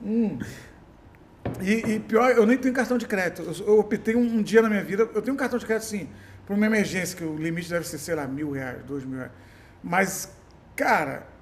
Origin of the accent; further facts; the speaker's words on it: Macaé, Rio de Janeiro, Brazil; moved away as an adult; also born or lived in Niterói / São Paulo / Alphaville; now in Macaé, Brazil; eu sou de interior, mas fui criado, meio que criado em Macaé